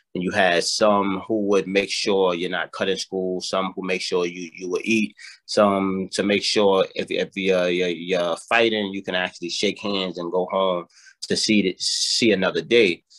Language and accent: English; New York City, New York, United States; born and raised in the South Bronx